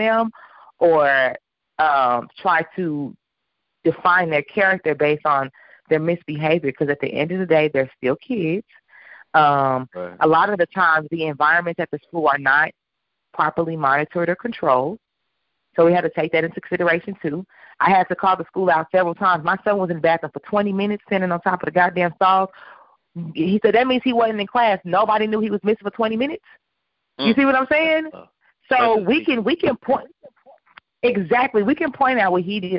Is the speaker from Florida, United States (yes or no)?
no; New York, United States; I'm from New York.